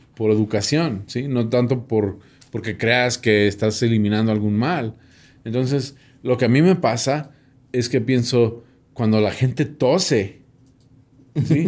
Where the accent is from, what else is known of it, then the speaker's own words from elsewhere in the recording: United States; soy gringo